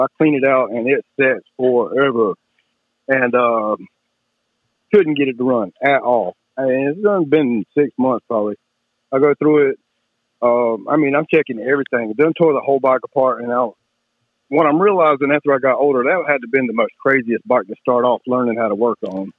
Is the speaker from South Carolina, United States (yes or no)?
yes; Kershaw, South Carolina, United States; also born or lived in Camden, South Carolina; Kershaw, South Carolina. And I've been all over the state and lived a little bit all over the state, but back in my hometown